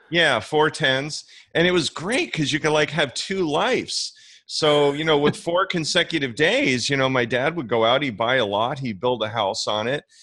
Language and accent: English; New York area, New Jersey, United States; now in Florida, United States; growing up in the New York area